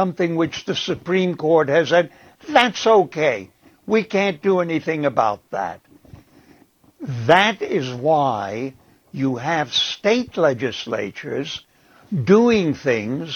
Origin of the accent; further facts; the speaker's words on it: Prague, Czechia; I was born in Prague in 1935